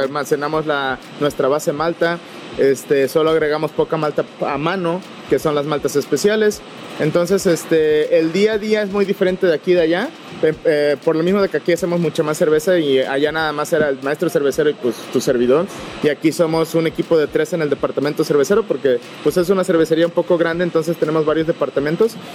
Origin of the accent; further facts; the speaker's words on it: Veracruz, Mexico; moved away as an adult; now in Fredericksburg, United States; cuando me moví de, de, Veracruz, de mi pueblo natal, este, para aquí, el estado de Texas